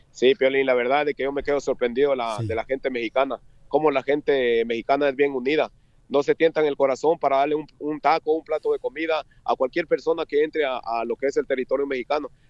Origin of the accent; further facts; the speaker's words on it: Guatemala; moved away as an adult; Eh, bueno, yo soy de Guatemala. Soy de Guatemala